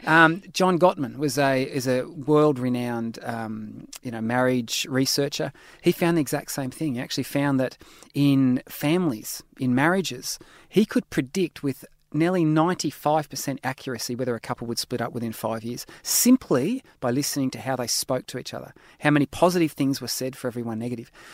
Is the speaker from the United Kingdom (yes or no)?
no; Australia; I'm an Aussie